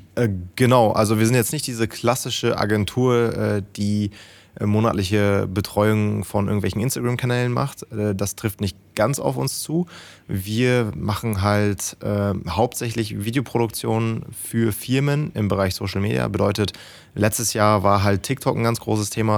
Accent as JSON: {"language": "German", "region": "Lower Saxony", "country": "Germany", "also_born_or_lived": "Münsterland", "said": "aber eigentlich komme ich aus Niedersachsen"}